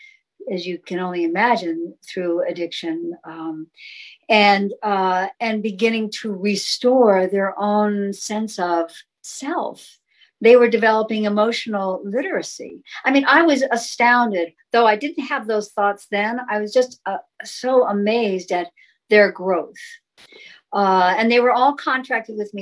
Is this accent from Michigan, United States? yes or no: no; Sacramento, California, United States; also born or lived in San Francisco; I grew up in in Sacramento, California